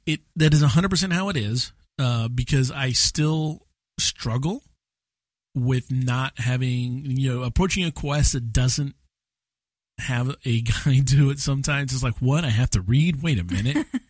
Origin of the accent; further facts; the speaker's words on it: United States; as an American